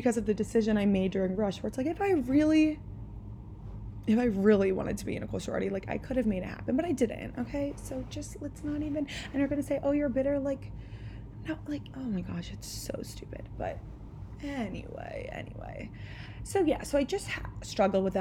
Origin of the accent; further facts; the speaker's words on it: the Main Line, Pennsylvania, United States; I am from the Main Line